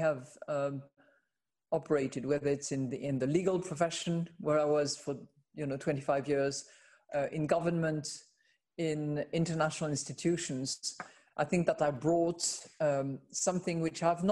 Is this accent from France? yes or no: yes; France; based out of my home country, which is France